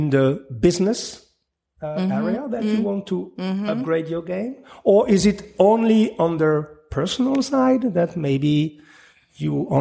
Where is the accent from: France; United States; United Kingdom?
France; English is a second language; I'm just French sometimes, my tongue